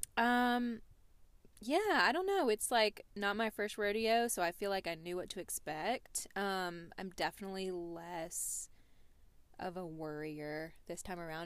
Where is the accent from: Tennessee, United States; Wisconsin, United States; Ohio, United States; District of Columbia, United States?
Tennessee, United States; Nashville; we're from Nashville